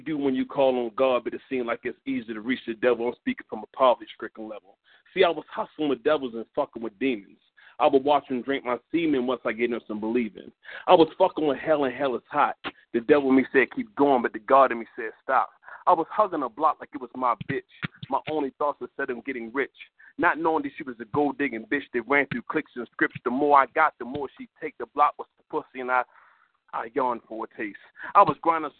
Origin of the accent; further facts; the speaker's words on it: Baltimore, Maryland, United States; now in Georgia, United States; from Georgia, but I'm originally from Baltimore.